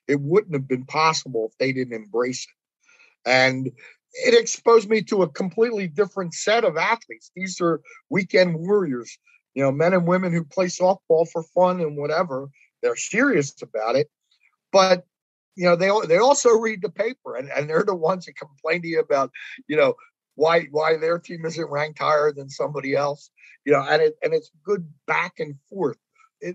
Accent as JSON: {"language": "English", "region": "Pennsylvania", "country": "United States", "said": "but people in Delco, it's, you know, I'm from Delco, and they take great pride in that."}